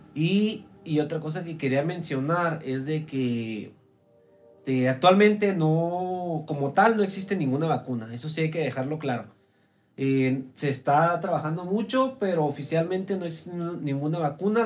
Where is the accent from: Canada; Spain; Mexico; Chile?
Mexico; aquí en México